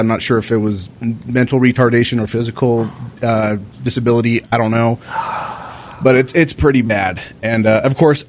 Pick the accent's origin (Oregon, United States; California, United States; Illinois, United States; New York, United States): California, United States; Riverside; also born or lived in India / San Bernardino; in a town nearby where I used to was like born and raised in San Bernardino. I was born in Riverside, or well, I was raised in Riverside. I was born in India